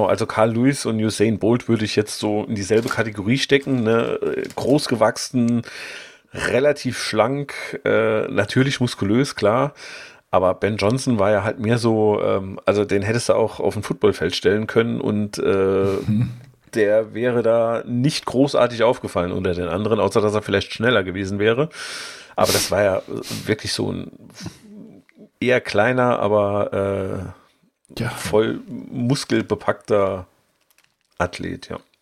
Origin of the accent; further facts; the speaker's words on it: Saarland, Germany; als Saarländer hängt man irgendwie schon so an seinen Leuten